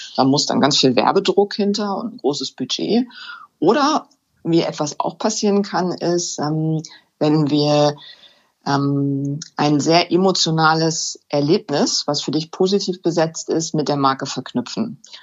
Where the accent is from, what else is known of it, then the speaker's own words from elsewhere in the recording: Hänigsen, Lower Saxony, Germany; now in Burgdorf, Germany; Ich komme ursprünglich aus Henigsen